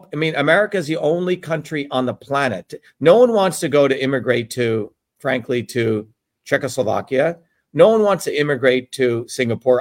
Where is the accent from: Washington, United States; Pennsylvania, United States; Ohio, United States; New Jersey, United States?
New Jersey, United States; the core values that I learned growing up in Jersey